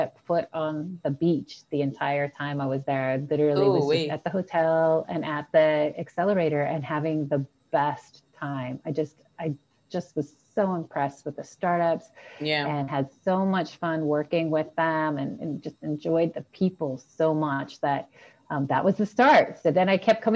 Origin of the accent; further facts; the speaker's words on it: Washington, United States; moved away as an adult; also born or lived in San Francisco Bay Area, United States / Oxford, United Kingdom; now in Puerto Rico; I grew up in Washington State